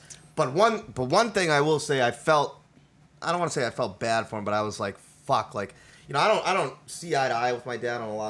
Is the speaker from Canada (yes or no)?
no; India; They speak Hindi. I'm Indian, whatever. It doesn't matter.